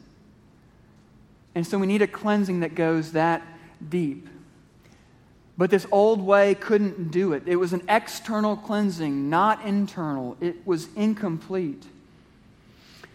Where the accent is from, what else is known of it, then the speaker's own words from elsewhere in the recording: Kansas City, Missouri, United States; I grew up in Kansas City, Missouri, which is 45 minutes from Lawrence, Kansas